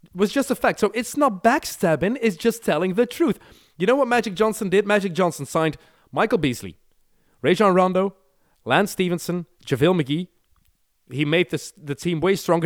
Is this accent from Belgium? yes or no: yes; Belgium; we never have ice here